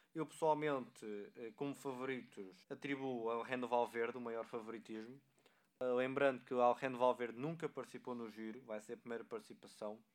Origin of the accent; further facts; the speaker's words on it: Portugal; enquanto portugueses